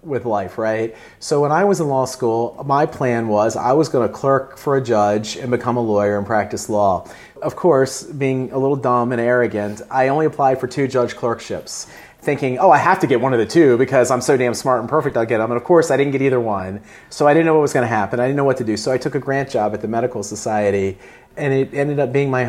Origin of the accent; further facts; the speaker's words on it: Eastern Shore of Maryland, United States; I grew up on the Eastern Shore of Maryland